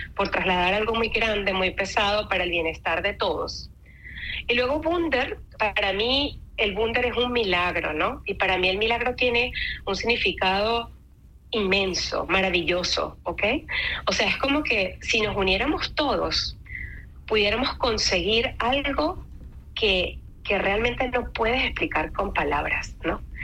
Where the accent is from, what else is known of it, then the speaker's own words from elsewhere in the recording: Mérida, Venezuela; moved away as an adult; also born or lived in Caracas, Venezuela; now in Switzerland; soy nacida en, en Caracas, Venezuela. tengo 42 años. Y, bueno, me crié en, la ciudad de Mérida, en Venezuela